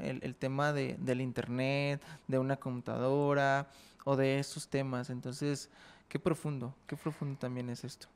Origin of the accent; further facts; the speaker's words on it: Jalisco, Mexico; somos de Jalisco